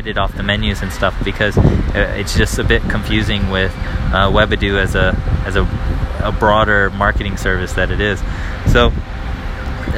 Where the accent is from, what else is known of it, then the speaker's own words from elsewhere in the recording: United States; moved away as an adult; now in Paris, France; I'm an American living here abroad with my wife and daughter